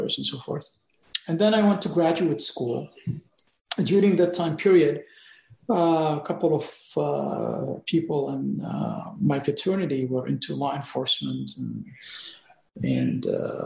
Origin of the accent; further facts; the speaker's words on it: Lebanon; moved away; I was born in Lebanon just before the Civil War started